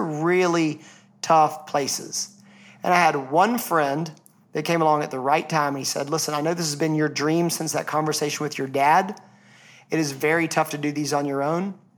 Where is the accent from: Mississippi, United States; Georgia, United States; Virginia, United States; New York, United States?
Georgia, United States; Atlanta; I'm from Atlanta